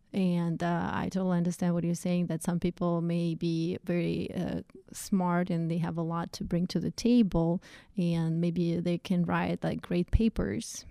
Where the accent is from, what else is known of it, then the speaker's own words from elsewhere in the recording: Russia; English is a second language; moved away as an adult; also born or lived in Saint Petersburg, Russia / upstate New York; now in United States; where I was co-, coming from, from Russian, Russian culture.